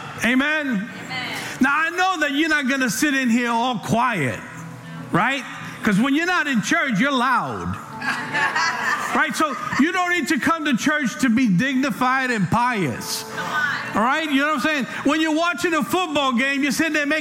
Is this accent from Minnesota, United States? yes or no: no; New York City, New York, United States; now in California, United States; I'm from New York, I'm from the Bronx.